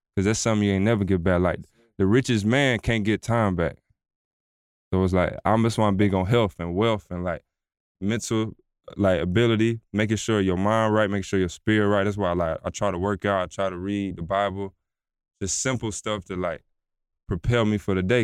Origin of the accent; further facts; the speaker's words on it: Atlanta, Georgia, United States; I'm from Atlanta, like real Atlanta. So I grew up on …, …, …, …